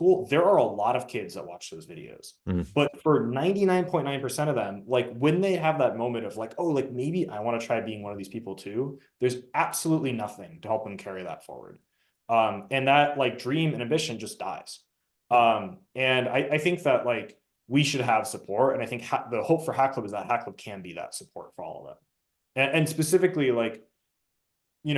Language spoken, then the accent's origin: English; Southern California, United States; my background is I grew up in Southern California.